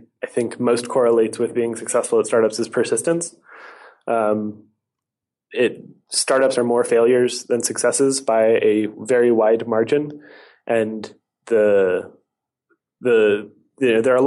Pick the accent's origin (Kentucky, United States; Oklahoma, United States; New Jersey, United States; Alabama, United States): Alabama, United States; now in Oakland, United States; I grew up in Alabama. Such a novelty on the West Coast.